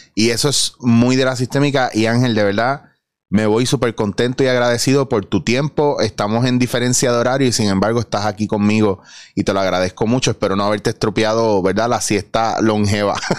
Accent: Puerto Rico; Soy puertorriqueño

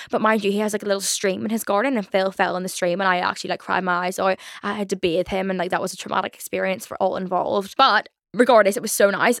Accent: Belfast, Northern Ireland, United Kingdom; accent: Belfast; my Belfast accent

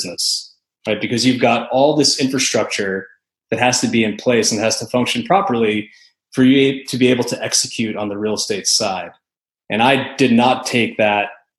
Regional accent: the Northeast, upstate New York, United States; moved away as an adult; also born or lived in Northeast US / Connecticut / Boston; now in Nashville, United States; So I'm originally from upstate New York. Then I grew up kind of in the Northeast

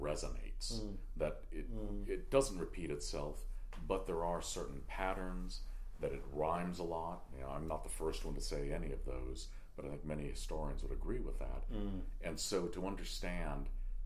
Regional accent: California, United States; my home state of California

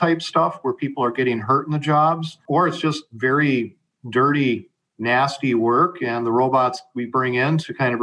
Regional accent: Savage, Minnesota, United States; I was born in Minneapolis, moved to Savage at 4, and grew up in the Savage Burnsville School District

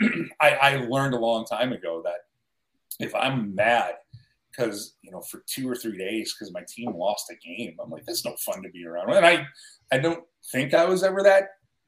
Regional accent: Buffalo, New York, United States; moved away; I grew up in Buffalo

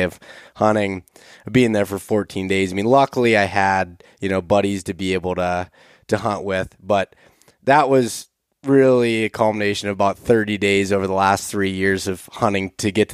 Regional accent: Pennsylvania, United States; I grew up in Pennsylvania

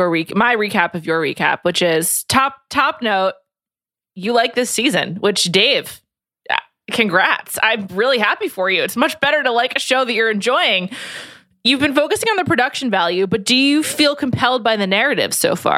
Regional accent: New York City, New York, United States; Yeah, New York City.

